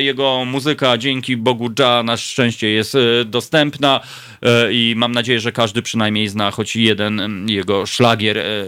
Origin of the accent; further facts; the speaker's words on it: Warsaw, Masovian Voivodeship, Poland; urodziłem się na Grochowie